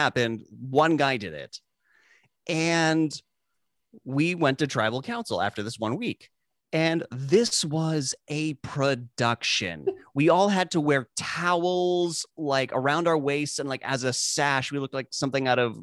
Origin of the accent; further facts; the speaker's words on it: South Africa; moved away; I grew up in South Africa